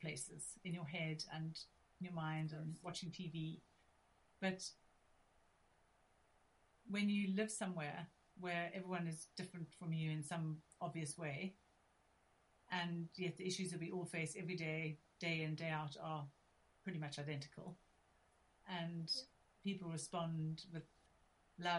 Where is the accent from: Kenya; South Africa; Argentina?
South Africa; now in England; I'm originally from South Africa